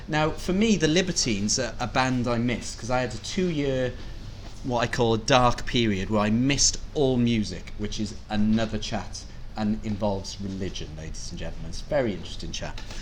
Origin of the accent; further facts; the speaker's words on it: Cardiff, Wales, United Kingdom; moved away as an adult; also born or lived in Liverpool; as a Welshman, I grew up in Cardiff, mm. uh, and I left when I was 19 to go to university in Liverpool